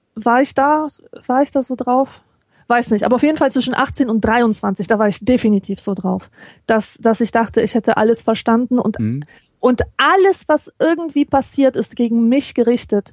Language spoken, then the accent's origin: German; Poland; now in Germany; ich als Polin